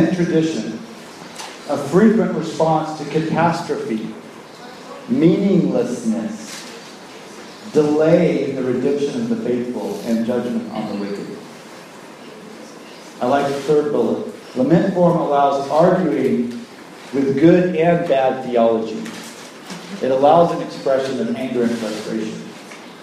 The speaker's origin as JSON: {"language": "English", "country": "United States", "said": "in America, my home country"}